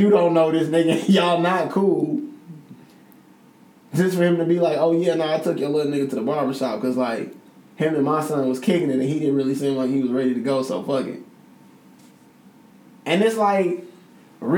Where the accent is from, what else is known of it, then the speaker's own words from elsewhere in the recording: Chicago, Illinois, United States; I'm from Chicago